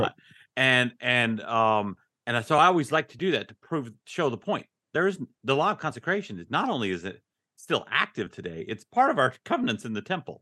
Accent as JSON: {"language": "English", "town": "Ogden", "region": "Utah", "country": "United States", "tie": "born or raised there", "moved": "as an adult", "lives_now": "Texas, United States", "said": "I grew up in Ogden, Utah"}